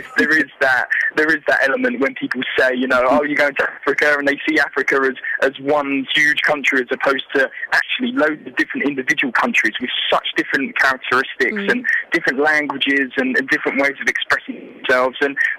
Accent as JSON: {"language": "English", "country": "United Kingdom", "said": "I come from the United Kingdom. You know, we live in quite a secure environment."}